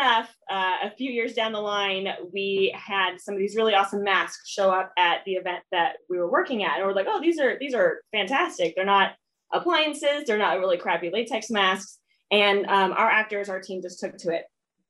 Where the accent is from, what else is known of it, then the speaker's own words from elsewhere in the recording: San Diego, California, United States; I grew up in San Diego, California. I was born and raised in San Diego